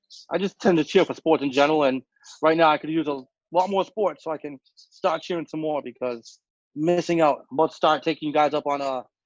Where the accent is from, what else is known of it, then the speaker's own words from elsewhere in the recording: New Bedford, Massachusetts, United States; I am from New Bedford, Massachusetts. I'm New England